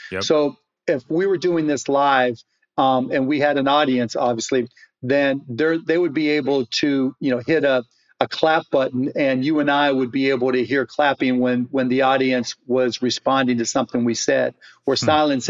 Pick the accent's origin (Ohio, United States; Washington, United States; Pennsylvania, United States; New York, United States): Pennsylvania, United States; Pittsburgh; now in Dallas, United States; I grew up in Pittsburgh, Pennsylvania in the South Hills.